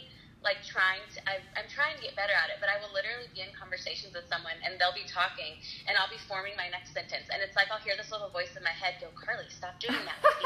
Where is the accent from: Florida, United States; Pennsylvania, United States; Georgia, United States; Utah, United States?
Florida, United States; moved away as an adult; now in Nashville, United States; I'm originally from Florida